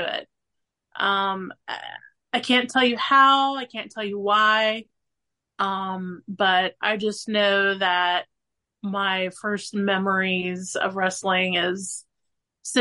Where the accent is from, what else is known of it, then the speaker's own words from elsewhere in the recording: Mount Orab, Ohio, United States; also born or lived in Williamsburg, Ohio; grew up in Mount Orb, Ohio. Now I live in Williamsburg